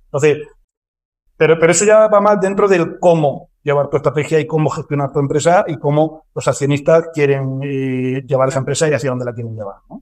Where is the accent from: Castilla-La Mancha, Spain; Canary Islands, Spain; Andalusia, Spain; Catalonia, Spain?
Andalusia, Spain; Córdoba; moved away as an adult; now in Madrid, Spain; yo soy de Córdoba, yo soy cordobés, llevo mucho tiempo ah. viviendo en Madrid y demás, porque me vine aquí a estudiar